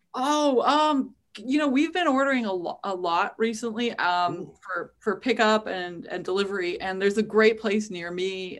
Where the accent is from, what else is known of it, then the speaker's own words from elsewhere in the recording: Winnipeg, Manitoba, Canada; also born or lived in Toronto; I was born in Toronto, but I grew up and was raised in Winnipeg